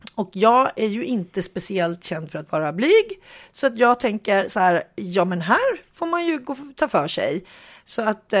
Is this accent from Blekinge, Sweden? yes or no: no; Hudiksvall, Gävleborg County, Sweden; jag kommer ju från Hudik